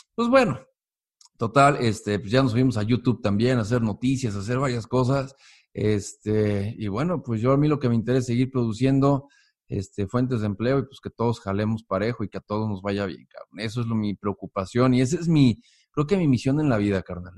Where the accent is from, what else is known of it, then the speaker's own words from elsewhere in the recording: Mexico; Yo soy un mexicano que me levanto todos los días a trabajar